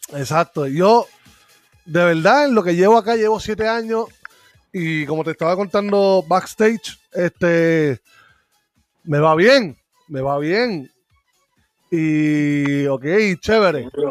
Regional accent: Puerto Rico; moved away; yo cuando estaba en Puerto Rico

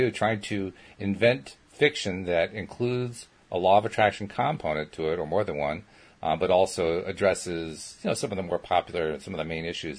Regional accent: Schenectady, New York, United States; I grew up in Schenectady, New York

